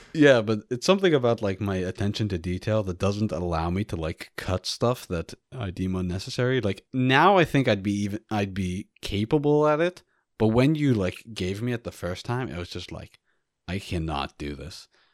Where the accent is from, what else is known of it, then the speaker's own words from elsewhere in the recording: United States; as an American